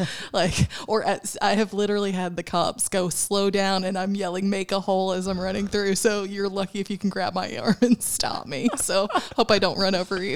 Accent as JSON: {"language": "English", "town": "Chattanooga", "region": "Tennessee", "country": "United States", "tie": "born or raised there", "said": "I actually grew up in Chattanooga, so I've lived here"}